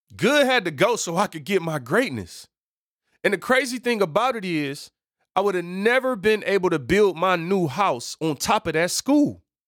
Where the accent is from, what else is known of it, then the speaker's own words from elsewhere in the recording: Detroit, Michigan, United States; I am from Seven Mile, people. Detroit, born and raised